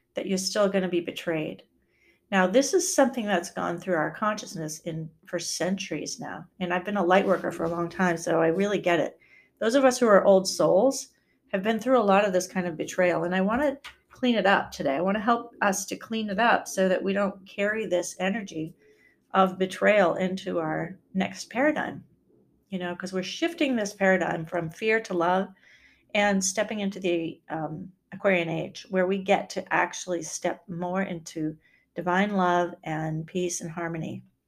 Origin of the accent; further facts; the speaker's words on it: Maine, United States; moved away as an adult; also born or lived in Wisconsin; to move back to my home state